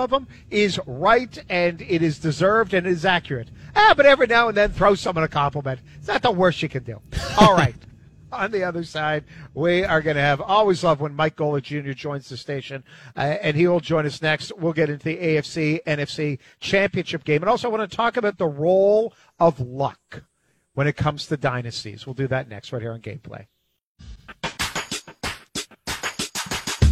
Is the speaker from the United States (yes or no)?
no; Canada; As a Canadian